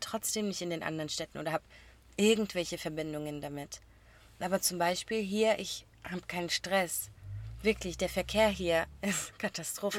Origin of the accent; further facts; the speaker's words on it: a small area near Stuttgart, Baden-Württemberg, Germany; wir kommen nicht aus Stuttgart direkt einer Großstadt, sondern aus einer kleinen Gegend und man kennt sich